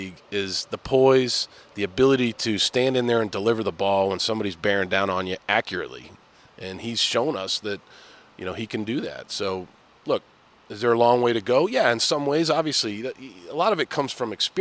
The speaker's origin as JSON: {"language": "English", "town": "Boston", "region": "Massachusetts", "country": "United States", "said": "I'm an Irish guy from Boston"}